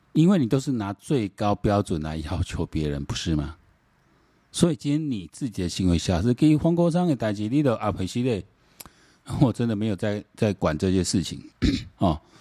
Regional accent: Taiwan; 我们台湾人跟福建基本上很像

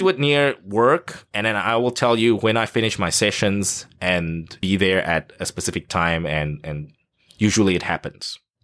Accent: South Africa; now in Taipei, Taiwan; Growing up in South Africa

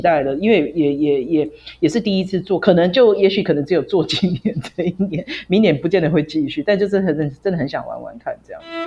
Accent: Taichung, Taiwan; moved away; 我是台中人嘛，我就回台中休息这样

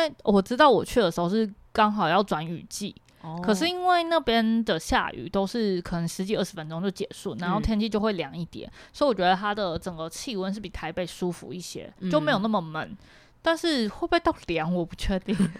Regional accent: Matsu, Lienchiang County, Taiwan; moved away; 因为我毕竟是在马祖长大嘛。

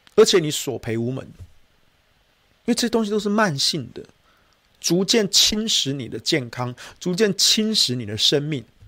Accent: Taichung, Taiwan; moved away as an adult; now in Taipei, Taiwan; 我身为台中人，虽然我这几年住在台北

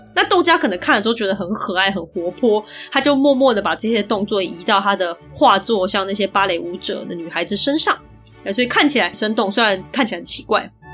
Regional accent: Taiwan; 我是台湾人

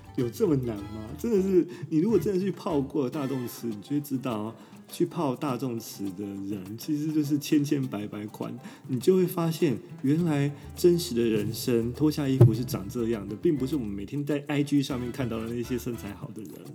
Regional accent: Taiwan; moved away as an adult; now in Tokyo, Japan; 在台湾我们真的是没有办法感觉到四季太大的差异

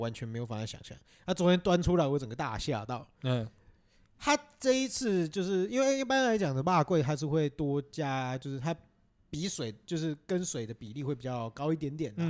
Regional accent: Tainan, Taiwan; 来第一个，第一个，我们台南人的特色。

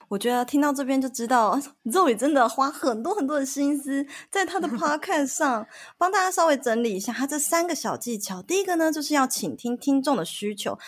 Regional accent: Taiwan; 我们台湾人

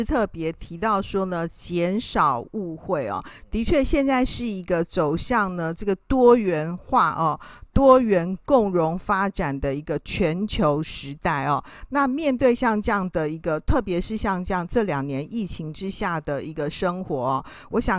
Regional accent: Taiwan; 可是我们台湾人非常喜欢用 Line，对不对哈？

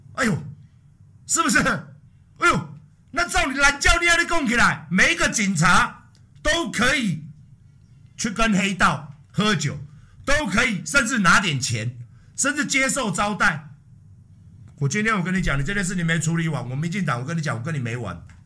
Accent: Taiwan; 保卫保卫我们台湾人。生命财产安全

